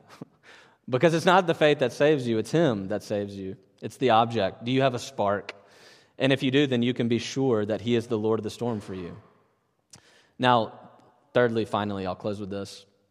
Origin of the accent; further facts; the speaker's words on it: Natchez, Mississippi, United States; moved away; I grew up in a little town, Natchez, Mississippi, right on the Louisiana-Mississippi border.